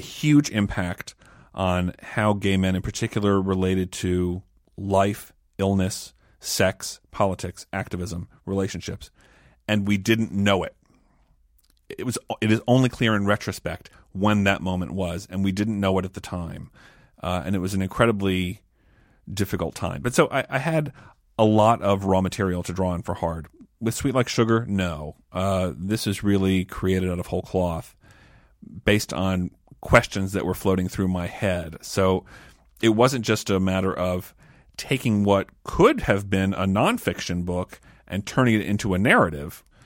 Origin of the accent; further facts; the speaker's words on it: Maryland, United States; growing up in Maryland in a fairly observant, conservative household